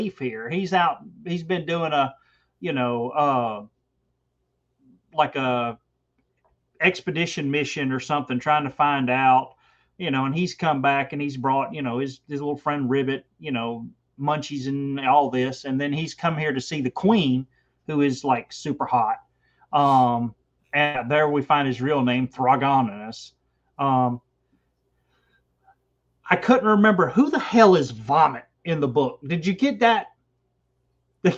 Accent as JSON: {"language": "English", "region": "Georgia", "country": "United States", "said": "I'm from Georgia, so I have a pronunciation problem anyway"}